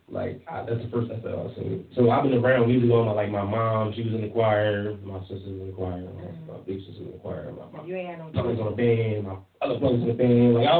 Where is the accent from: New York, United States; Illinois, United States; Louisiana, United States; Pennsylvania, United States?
Pennsylvania, United States; Philadelphia; I'm from Uptown.